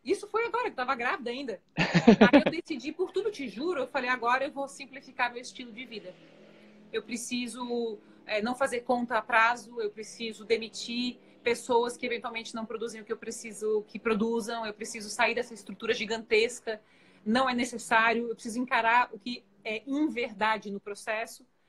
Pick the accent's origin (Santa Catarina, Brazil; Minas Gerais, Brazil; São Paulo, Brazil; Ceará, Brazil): Santa Catarina, Brazil; Florianópolis; eu sou de Floripa